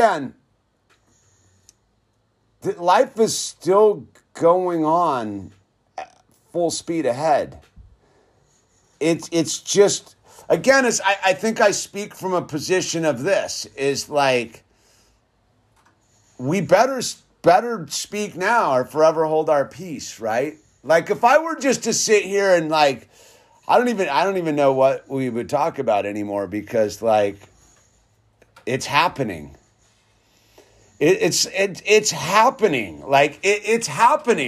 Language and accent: English; Santa Cruz Mountains, Salinas and Gilroy, California, United States; I grew up like in the Santa Cruz Mountains and Salinas and Gilroy